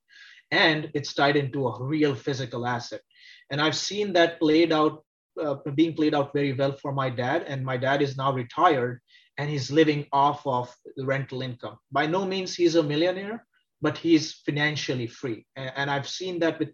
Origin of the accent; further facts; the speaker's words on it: India; moved away as an adult; also born or lived in Texas, United States; now in Cincinnati, United States; Originally, I'm from India, grew up in India, moved to the US